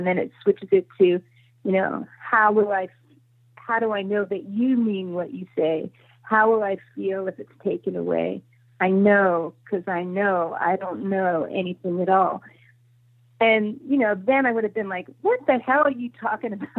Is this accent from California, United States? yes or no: yes; Los Angeles, California, United States; when I was growing up in Laurel Canyon